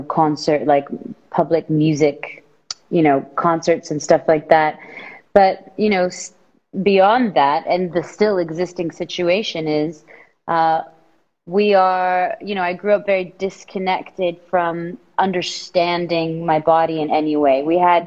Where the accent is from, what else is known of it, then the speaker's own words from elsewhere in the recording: Saudi Arabia; moved away as an adult; now in Los Angeles, United States; I'm from Saudi Arabia. I was born and raised there. I moved to LA coming up 7 years ago